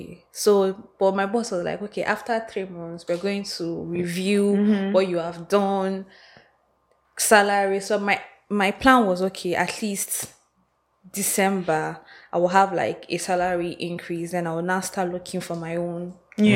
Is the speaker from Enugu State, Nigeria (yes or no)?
yes; Enugu, Enugu State, Nigeria; moved away as an adult; also born or lived in Abuja; now in Lagos, Nigeria; I was born and brought up in Enugu